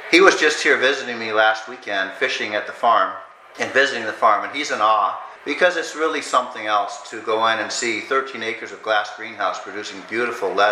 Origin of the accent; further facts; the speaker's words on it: United States; I grew up in Iowa, Oklahoma, uh, where my parents were, but my dad is a professor